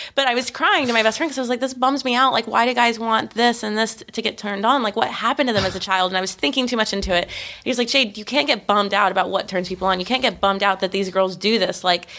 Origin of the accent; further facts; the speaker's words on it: Austin, Texas, United States; now in Los Angeles, United States; like I'm from Austin, Texas. This is where I consider myself. It's the only place I live more than a year.